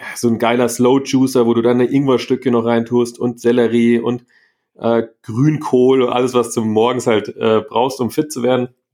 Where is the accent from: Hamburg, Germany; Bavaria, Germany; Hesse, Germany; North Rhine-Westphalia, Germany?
Bavaria, Germany; Munich; aus, aus München, aus Deutschland